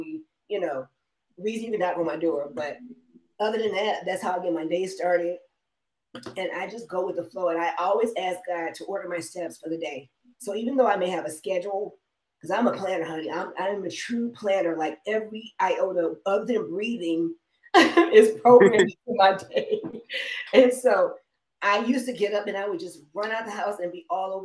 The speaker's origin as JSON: {"language": "English", "town": "Detroit", "region": "Michigan", "country": "United States", "moved": "yes", "lives_now": "Las Vegas, United States", "said": "I'm from Detroit"}